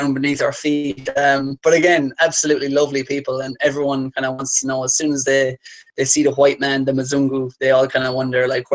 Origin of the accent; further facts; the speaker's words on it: Ireland; I say that as an Irishman